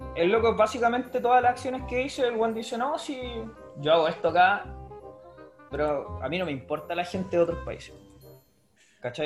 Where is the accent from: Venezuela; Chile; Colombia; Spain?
Chile; Los Andes, Valparaíso; moved away; yo originalmente soy de los Andes y en los Andes, los un pueblo minero del corte